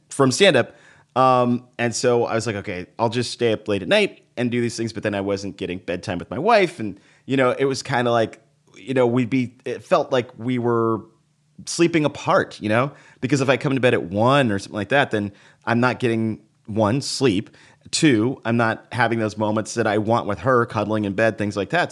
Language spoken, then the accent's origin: English; Dallas, Texas, United States; now in New York, United States; I was raised in Texas